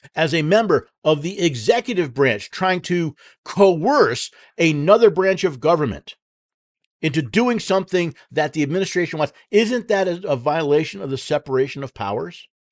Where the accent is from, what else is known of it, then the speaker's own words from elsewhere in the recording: United States; we, as American citizens